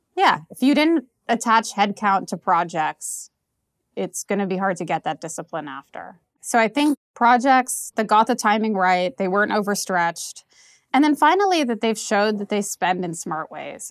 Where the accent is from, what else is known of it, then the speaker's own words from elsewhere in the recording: New York, United States; now in Lisbon, Portugal; I'm from New York